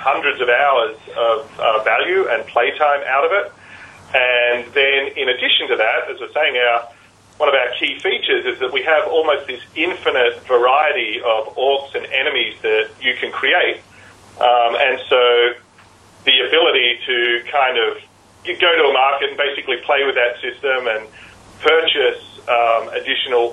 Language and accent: English; Australia; as an Australian